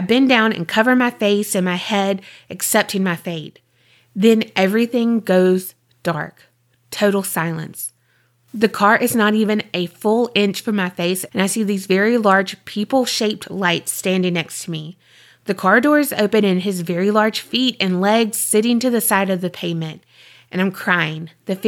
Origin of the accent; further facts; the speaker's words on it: Indiana, United States; now in Florida, United States; The man I was married to changed when he moved me from my home state of Indiana to Florida.